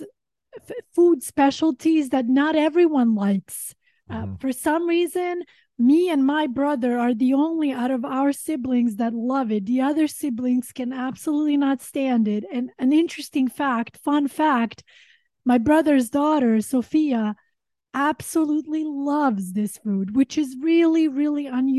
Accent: Sweden; also born or lived in Montenegro; now in Los Angeles, United States; growing up in Sweden

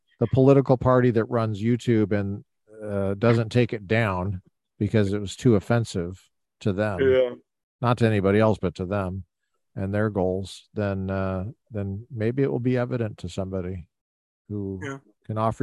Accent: Colorado, United States; moved away; I grew up in Colorado

